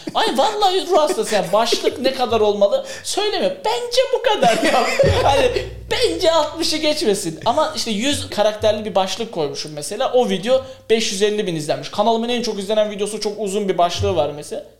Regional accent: Kars, Kars Province, Turkey; ben Karslıyım. Ya Karslı bir aileden çıkmış olarak

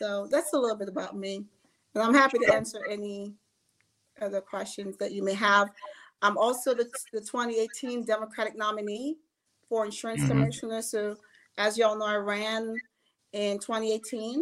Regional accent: Jamaica; now in Georgia, United States; I was born in Jamaica. So that may be the only difference, is I was born in the Caribbean, in Jamaica. A very, very small town

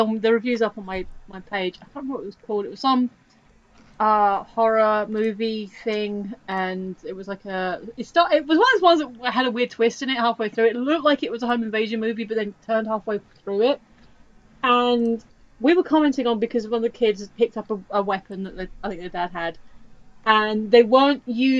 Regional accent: United Kingdom; we're watching this as British people

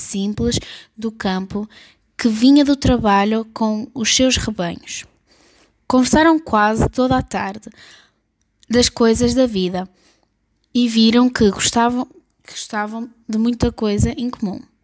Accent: Portugal; sou de Portugal

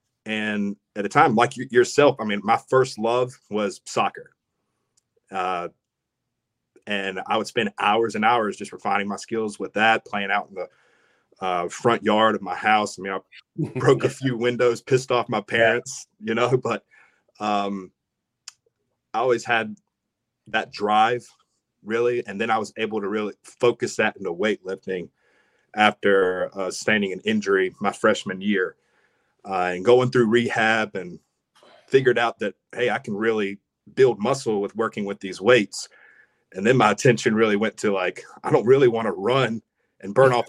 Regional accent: Rockingham, North Carolina, United States; From Ellerby, Rockingham, Hamlet. We drew in all those people

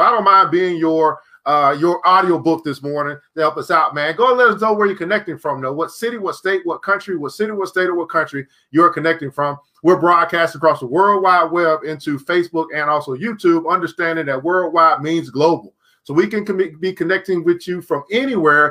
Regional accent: Illinois, United States; out of Chicago. I believe you're from my home state as well

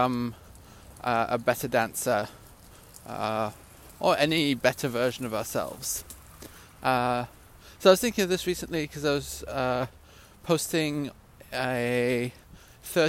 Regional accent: Gryon, Vaud, Switzerland; moved away; I grew up in Switzerland, a small village called Grillon.

